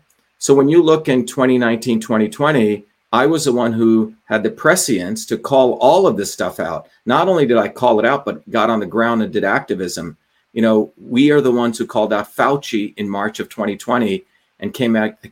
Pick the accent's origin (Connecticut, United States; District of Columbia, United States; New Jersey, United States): New Jersey, United States; also born or lived in India; I grew up in India as a kid, grew up in New Jersey, and grew up in working class circumstances